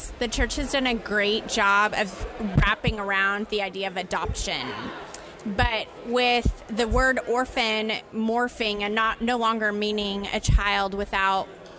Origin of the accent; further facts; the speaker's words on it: Houston, Texas, United States; I'm from Houston, Texas.